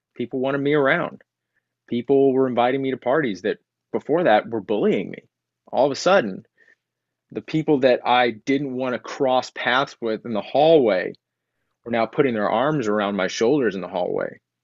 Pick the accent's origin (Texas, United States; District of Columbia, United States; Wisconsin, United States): Texas, United States; I grew up in Texas